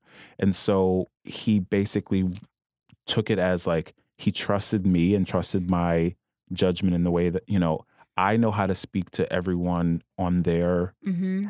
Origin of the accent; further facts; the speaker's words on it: Louisiana, United States; I'm from Louisiana.